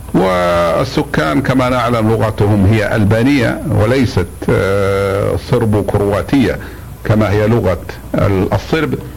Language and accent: Arabic; Saudi Arabia; نحن إخوانكم من المملكة العربية السعودية